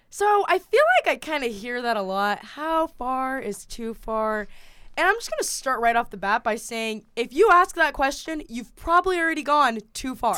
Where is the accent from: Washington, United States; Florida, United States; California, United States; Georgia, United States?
Georgia, United States; Kennesaw; now in Massachusetts, United States; I'm not actually from Atlanta, I'm from Kennesaw, Georgia